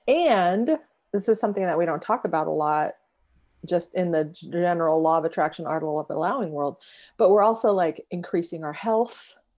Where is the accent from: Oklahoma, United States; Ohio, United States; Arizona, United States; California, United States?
California, United States; San Diego; so I grew up in San Diego, and my childhood home was in College Grove